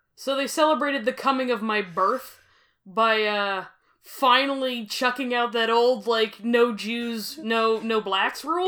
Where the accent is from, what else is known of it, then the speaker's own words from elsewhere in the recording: Grande Prairie, Alberta, Canada; I am from Grand Prairie